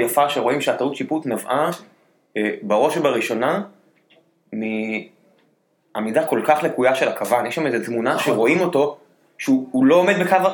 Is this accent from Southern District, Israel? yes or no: yes; the South, Southern District, Israel; כדרומי מלידה